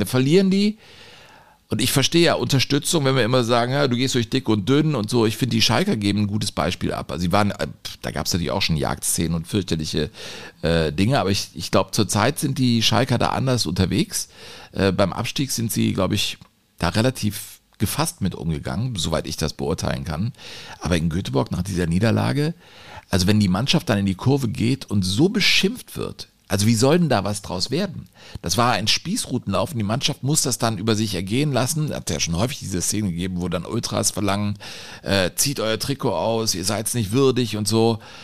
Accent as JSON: {"language": "German", "town": "Cologne", "region": "North Rhine-Westphalia", "country": "Germany", "tie": "born or raised there", "said": "in meiner Geburtsstadt und Leib- und Magenstadt Köln."}